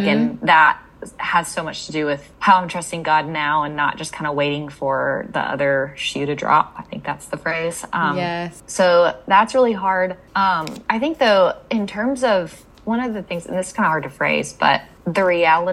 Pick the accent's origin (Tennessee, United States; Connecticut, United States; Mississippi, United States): Mississippi, United States; moved away as an adult; also born or lived in North Carolina; I grew up in Mississippi, went to college in Mississippi, and thought that I would stay in Mississippi my whole life.